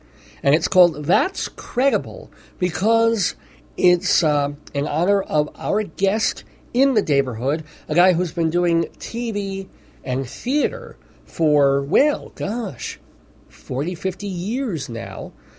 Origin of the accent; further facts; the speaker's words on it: New York, United States; moved away; I'm originally from New York